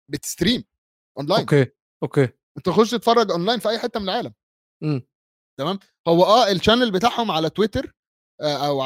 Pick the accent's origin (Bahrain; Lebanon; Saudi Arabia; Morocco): Bahrain; خليجي اه خليج انا بحريني كاتبها لهم بحريني